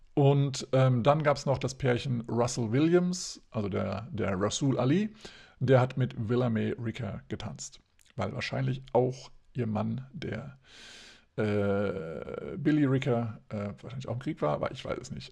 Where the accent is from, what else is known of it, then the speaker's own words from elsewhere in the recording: Hesse, Germany; bei uns in Hessen